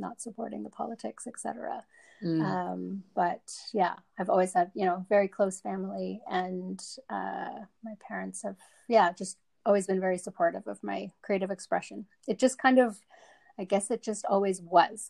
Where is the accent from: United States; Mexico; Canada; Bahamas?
Canada; also born or lived in Johannesburg, South Africa; I was born in Johannesburg, South Africa, and we immigrated to Canada when I was about 7.